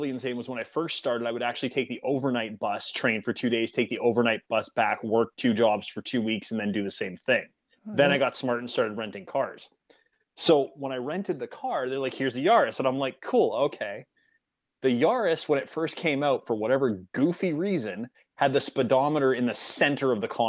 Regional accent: West Coast, United States; I grew up on the West Coast.

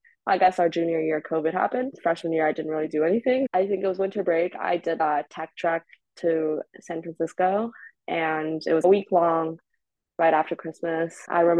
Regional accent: China; also born or lived in Toronto, Canada; I had to move back to China for a bit to be raised by my grandparents. So I was born in Toronto, but my mom came over when she was like 9 months pregnant with me.

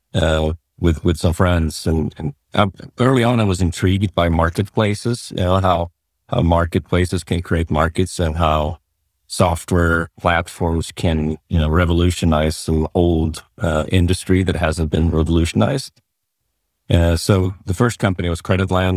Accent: Sweden; moved away as an adult; also born or lived in San Francisco, United States; I grew up in Sweden

